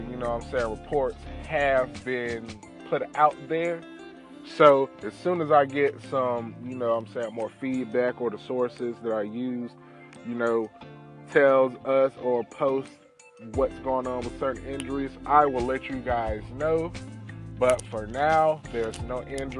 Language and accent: English; North Carolina, United States; I'm born and raised in North Carolina